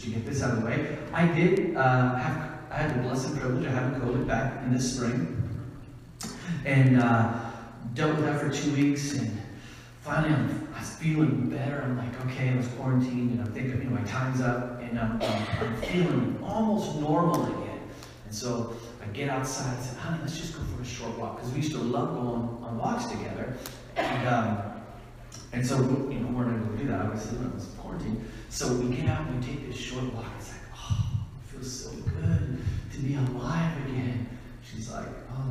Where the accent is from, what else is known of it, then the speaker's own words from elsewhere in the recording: Ankeny, Iowa, United States; I am from Ankeny, Iowa, just on the north edge of our capital, Des Moines, Iowa.